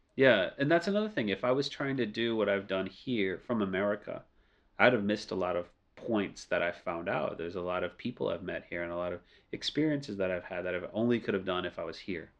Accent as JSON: {"language": "English", "town": "New Orleans", "region": "Louisiana", "country": "United States", "tie": "born or raised there", "first_language": "English", "moved": "as an adult", "lives_now": "Beijing, China", "said": "New Orleans, sadly, is my hometown"}